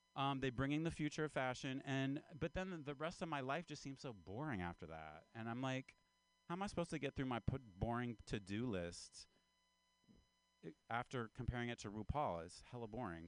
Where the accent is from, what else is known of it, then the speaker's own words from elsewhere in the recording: Appalachia, United States; now in California, United States; I'm from Appalachia. I'm kind of from the South. Uh, I'm an Appalachian man